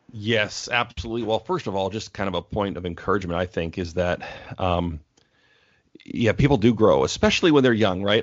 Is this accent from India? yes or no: no; Canada; moved away as an adult; now in Portland, United States; I'm Canadian, so I moved to the States